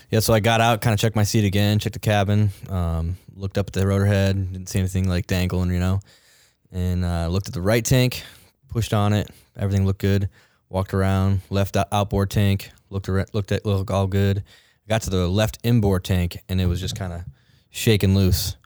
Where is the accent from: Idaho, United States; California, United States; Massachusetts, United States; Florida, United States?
Massachusetts, United States; moved away as an adult; also born or lived in Kodiak, Alaska; I'm actually from Massachusetts.